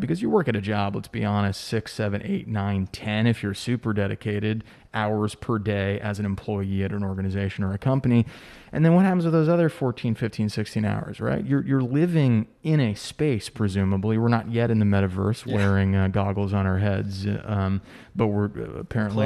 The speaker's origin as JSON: {"language": "English", "country": "United States", "tie": "born or raised there", "also_born_or_lived": "New York City / San Diego", "moved": "yes", "lives_now": "Charleston, United States", "said": "I grew up right outside New York City"}